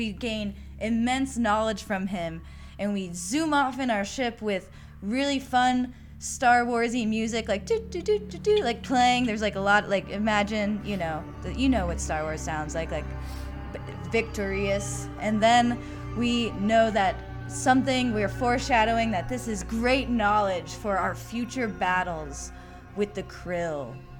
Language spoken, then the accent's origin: English; Midwest, United States; I'm from the Midwest and I can't not smile when I make eye contact with someone.